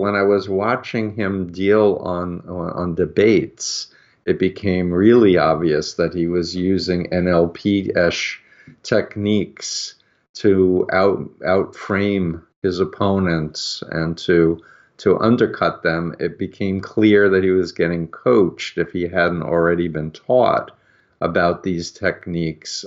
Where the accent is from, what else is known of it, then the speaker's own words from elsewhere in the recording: New York, United States; I grew up in New York